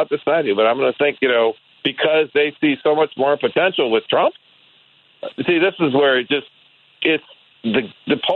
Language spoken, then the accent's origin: English; Detroit, Michigan, United States; moved away; I grew up in Detroit